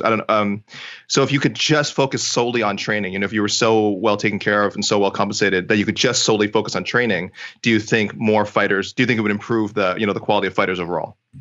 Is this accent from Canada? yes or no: yes; Canada; I'm Canadian